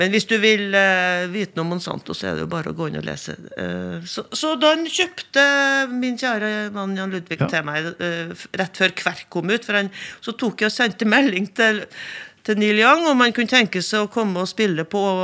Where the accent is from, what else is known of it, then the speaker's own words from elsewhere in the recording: Inner Trøndelag, Norway; now in Førde, Norway; jeg kommer fra Indre Trøndelag